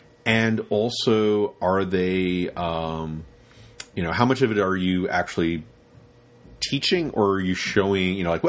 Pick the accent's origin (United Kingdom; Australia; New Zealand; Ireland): United Kingdom; London; This is when I grew up in Soho